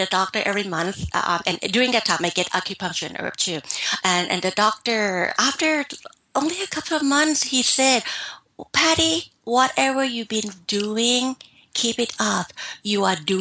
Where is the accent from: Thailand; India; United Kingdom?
Thailand; moved away; I'm from Thailand